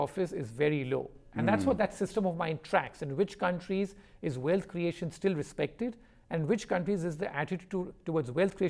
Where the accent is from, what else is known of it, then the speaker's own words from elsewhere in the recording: India; my origins, which I come from India